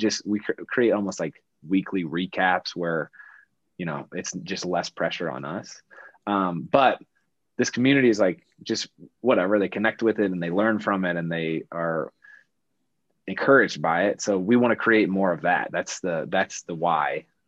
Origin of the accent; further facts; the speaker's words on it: Midwest, United States; we come from Midwest families, like middle-class Midwest families.